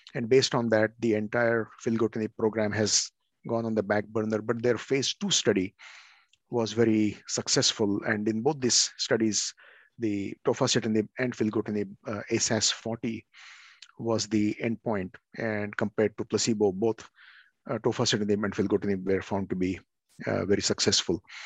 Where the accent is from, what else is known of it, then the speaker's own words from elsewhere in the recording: India; now in Oregon, United States; I'm from India